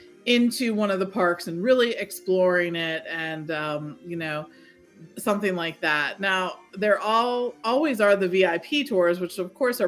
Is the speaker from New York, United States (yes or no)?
no; Pittsburgh area, Pennsylvania, United States; I always say I'm from Pittsburgh, or I live in Pittsburgh, but I've always lived north of Pittsburgh